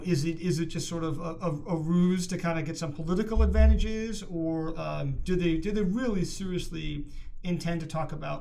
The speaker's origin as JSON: {"language": "English", "region": "Missouri", "country": "United States", "said": "I'm from Missouri, so show me on this one."}